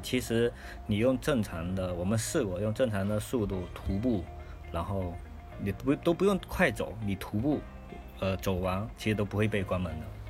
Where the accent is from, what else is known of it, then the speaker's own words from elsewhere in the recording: Fujian, China; now in northern China; 我是一个福建人